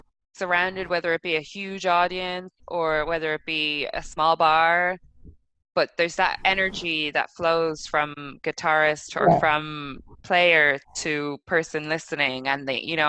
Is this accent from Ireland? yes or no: yes; Dublin, Leinster, Ireland; now in Chicago, United States; Yeah, I tell you, because I'm obviously living in Chicago, but I'm from Ireland, from Dublin.